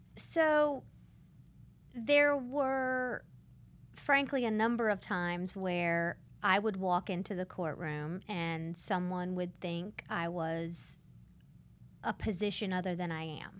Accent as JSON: {"language": "English", "area": "Santa Rosa County, Pensacola suburbs", "region": "Florida", "country": "United States", "tie": "born or raised there", "said": "I grew up in San Rosa County"}